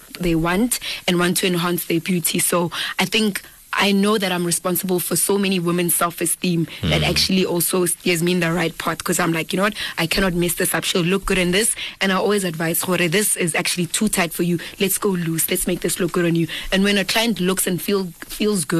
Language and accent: English; Dennilton, Mpumalanga, South Africa; now in Pretoria, South Africa; I am from Denilton, Mpumalanga. I'm from a village called Ndwani, and to be more specific, Lesehleng.